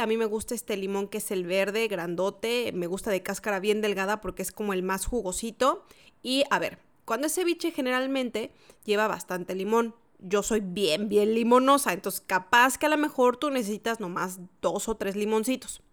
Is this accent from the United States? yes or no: no; Mexico; moved away as an adult; now in Santiago, Chile; yo que soy mexicana y que pasé muchos años celebrando Navidad y Año Nuevo en México